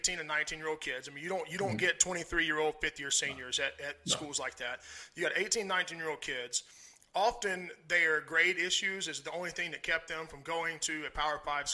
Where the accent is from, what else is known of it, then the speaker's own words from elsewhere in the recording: Mississippi, United States; the southeast regions where I'm from. I'm from Mississippi